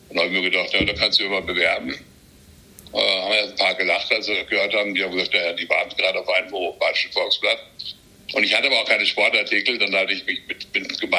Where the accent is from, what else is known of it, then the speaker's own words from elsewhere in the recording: Baden-Württemberg, Germany; ich komme aus Südbaden